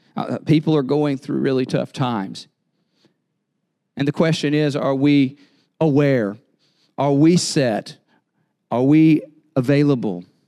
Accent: North Carolina, United States; moved away; I'm from North Carolina

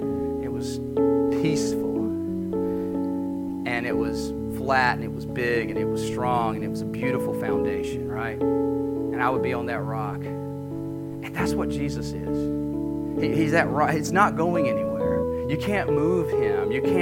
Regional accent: North Carolina, United States; Yeah, we're proud Appalachian North Carolinians.

